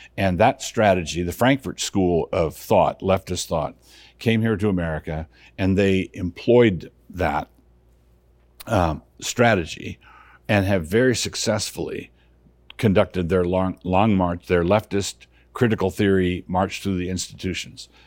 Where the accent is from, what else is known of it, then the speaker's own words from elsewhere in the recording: Annapolis, Maryland, United States; moved away; I grew up in Annapolis, Maryland